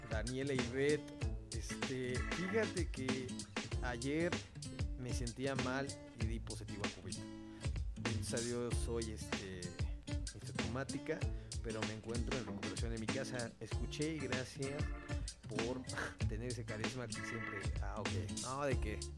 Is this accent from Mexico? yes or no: yes; Mexico; Pero recuerden, somos mexicanos y a huevo entramos con todo y vamos a poder con todo.